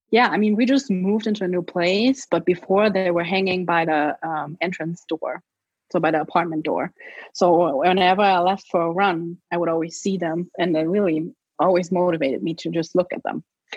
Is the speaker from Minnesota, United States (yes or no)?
no; New York, United States; So going into New York, I was like, okay, this is fun. You know, it's my hometown. You know, all my friends are here.